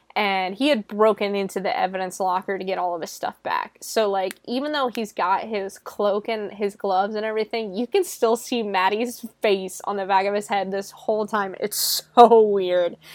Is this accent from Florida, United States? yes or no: yes; Florida, United States; I'm from Florida